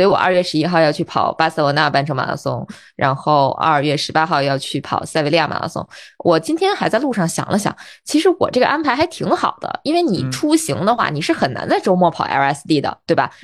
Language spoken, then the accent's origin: Chinese; Baotou, Inner Mongolia, China; now in Beijing, China; 你像我家啊，我是内蒙人，我包头人